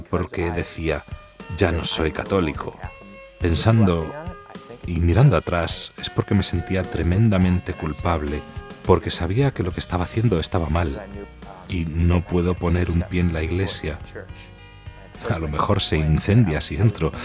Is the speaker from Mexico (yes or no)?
no; Michigan, United States; Soy de Estados Unidos, diócesis de Michigan